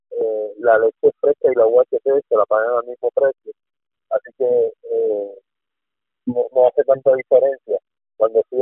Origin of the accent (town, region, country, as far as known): Puerto Rico